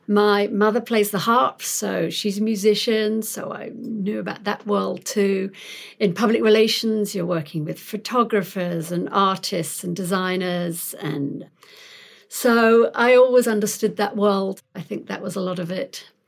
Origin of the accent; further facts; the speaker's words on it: London, United Kingdom; moved away as an adult; also born or lived in Sheffield; now in Pasadena, United States; I'm not from round here. I'm originally from London